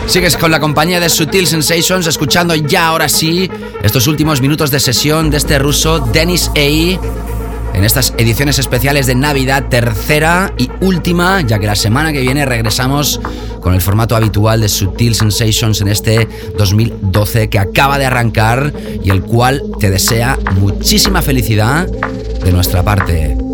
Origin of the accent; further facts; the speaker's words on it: Barcelona, Catalonia, Spain; soy residente semanal en mi ciudad natal. Hablamos de The Family Music Club en Barcelona